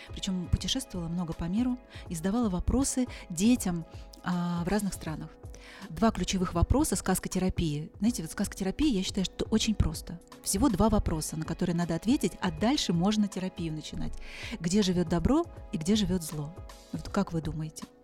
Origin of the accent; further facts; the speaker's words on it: Zambia; В Замбии, да.